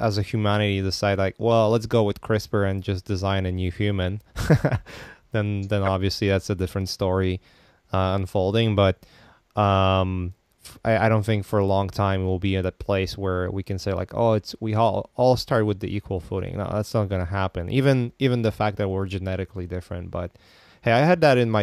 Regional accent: Poland; I come from Poland, and I was born in the Eastern Bloc

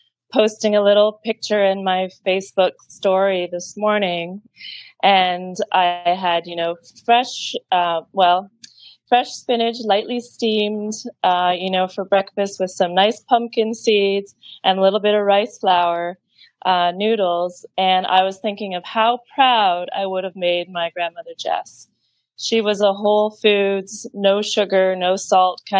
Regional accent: Lake Ontario, Canada; now in Hong Kong; I'm from Lake Ontario

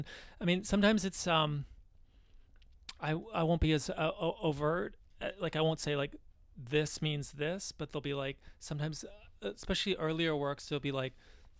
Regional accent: London, Ontario, Canada; I grew up in London, Ontario, Canada

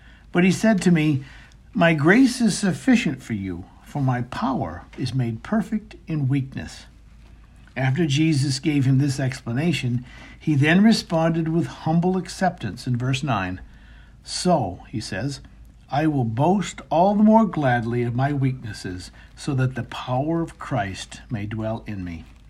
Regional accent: Maine, United States; our home where I grew up in Maine

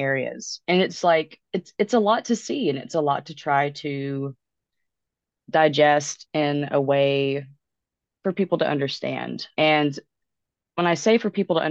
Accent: Alabama, United States; I'm from the South, I'm from Alabama

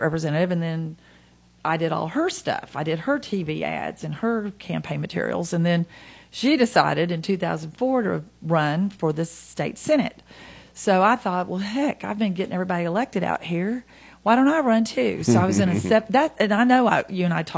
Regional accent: Nashville, Tennessee, United States; now in Hendersonville, United States; I was born in Nashville, and my parents are from Gulletsville. I went to Good Pasture Christian School

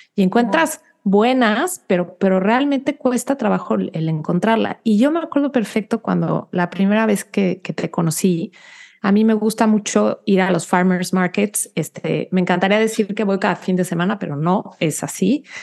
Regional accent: Mexico; now in United States; para nosotros como mexicanos

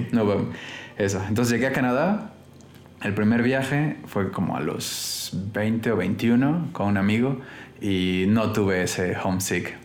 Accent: Mexico City, Mexico; also born or lived in Holbox, Mexico / Santiago, Chile / Innsbruck, Austria; soy de Ciudad de México, la mayoría de mi vida la he vivido aquí, pero he vivido en otros momentos también en Holbox, en la playa, he vivido en Chile, ahí en Santiago y viví en Austria, en Innsbruck

